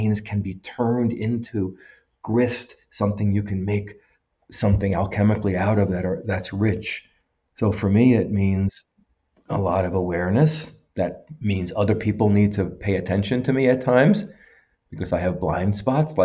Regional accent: United States; I'm a white Jewish male from the United States.

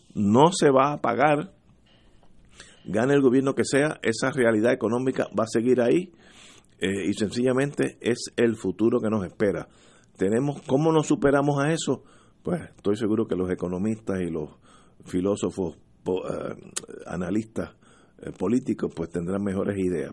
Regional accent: Puerto Rico

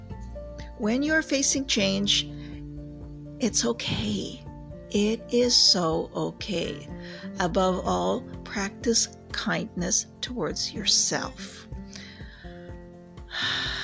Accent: Canada; I have lived across Canada and practiced in several provinces. There you go. I'm Canadian

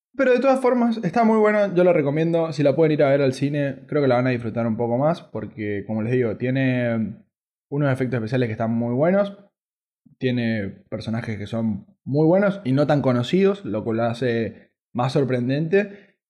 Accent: Argentina

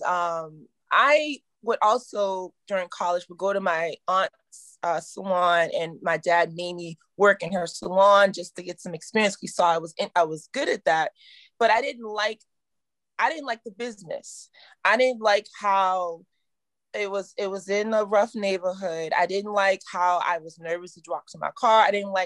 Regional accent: Virginia, United States; I'm from Virginia. We're very conservative

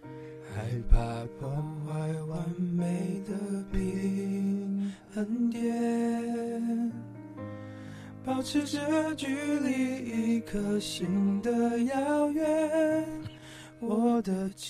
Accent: Yilan County, Taiwan; 我自己我是宜兰人这样子，然后我们宜兰在东山面有一个很大的家族这样，然后

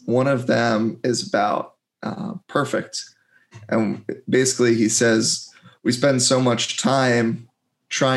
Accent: District of Columbia, United States; moved away as an adult; also born or lived in Delaware; I grew up outside of DC and I love it there

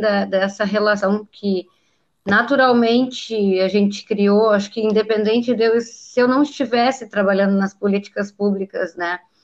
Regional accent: Brazil; Eu sou brasileiro

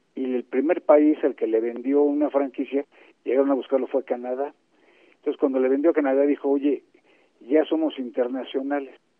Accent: Mexico; así somos los mexicanos.

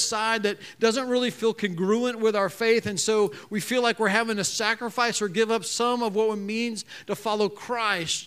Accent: United States; I'm an American

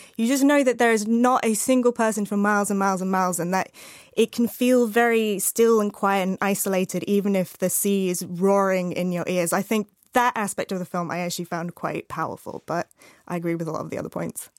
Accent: Arizona, United States; I grew up in Arizona

